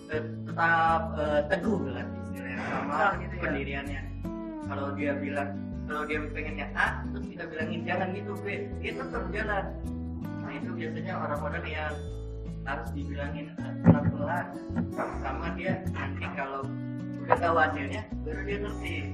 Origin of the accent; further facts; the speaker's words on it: Java, Indonesia; biasanya sih kalau kan kalau saya kan Jawa